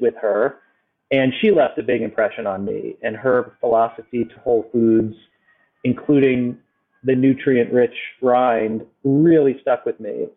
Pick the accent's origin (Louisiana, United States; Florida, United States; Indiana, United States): Florida, United States; Miami; now in New York, United States; I was born and raised in South Florida, in Miami.